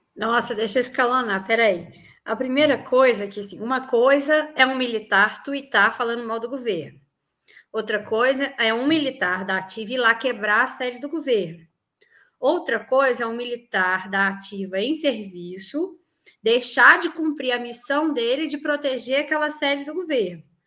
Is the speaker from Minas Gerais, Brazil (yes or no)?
yes; Minas Gerais, Brazil; eu sou mineira